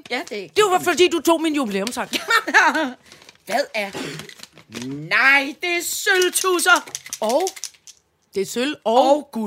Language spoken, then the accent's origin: Danish; Søborg, Capital Region of Denmark, Denmark; der derude, hvor jeg kommer fra, ude fra 2860 øh, Søborg